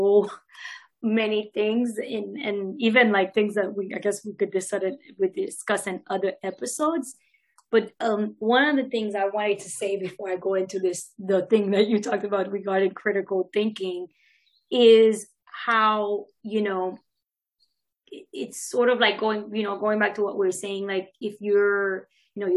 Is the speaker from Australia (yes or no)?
no; Haiti; now in United States; I'm Haitian American. So I grew up, was born here, grew up in Haiti. And I've been here for many, many years, over 20 years now, probably going on 30 now soon.